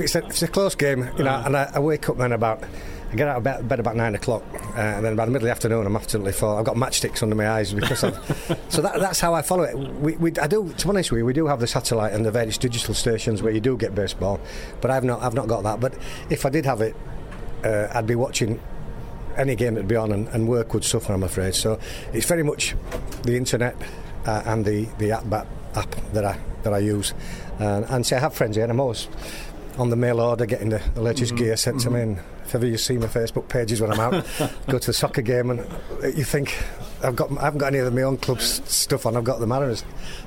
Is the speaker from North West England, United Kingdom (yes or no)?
no; Leeds, Yorkshire and the Humber, United Kingdom; I'm from a city in the north of England, in Yorkshire, Gary, Leeds.